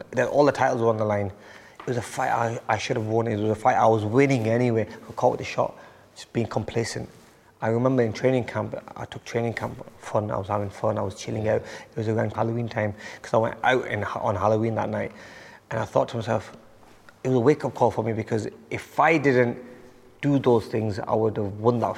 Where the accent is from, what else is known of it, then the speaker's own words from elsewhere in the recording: Bolton, North West England, United Kingdom; Growing up in Bolton